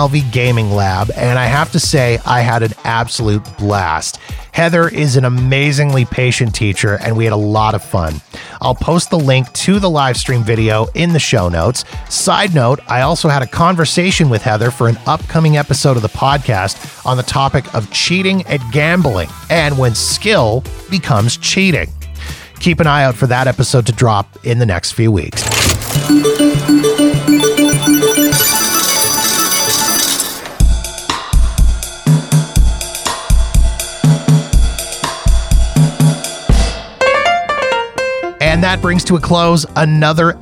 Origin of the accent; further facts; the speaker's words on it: Canada; as a Canadian, I can actually work to get those taxes back. I've already been in contact with a couple of companies here in Canada